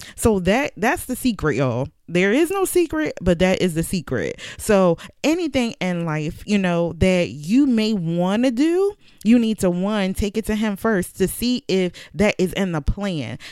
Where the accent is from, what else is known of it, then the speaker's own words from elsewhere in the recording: Philadelphia, Pennsylvania, United States; moved away as an adult; now in Virginia, United States; I moved from Philadelphia to Virginia, but I was born and raised in Philadelphia.